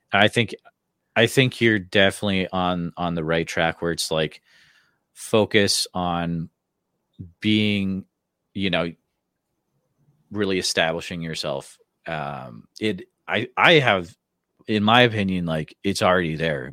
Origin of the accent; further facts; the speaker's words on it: Western Massachusetts, United States; moved away as an adult; now in Iowa, United States; I'm from Western Mass originally, then I moved out to Iowa